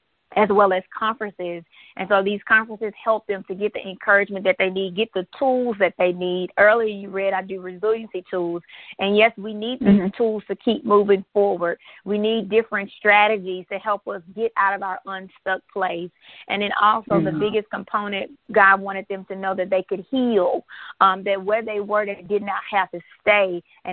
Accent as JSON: {"language": "English", "town": "Fayette", "region": "Mississippi", "country": "United States", "said": "that I'm from Fayette, Mississippi. We don't have any stoplights. We have stop signs."}